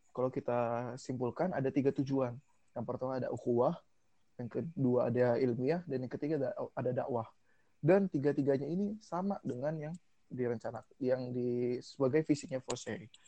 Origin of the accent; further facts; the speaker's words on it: Tegal, Central Java, Indonesia; now in Bogor, Indonesia; asal gue dari kota Tegal aslinya tapi di sini gue ngekos di Budi Agung di belakang kampus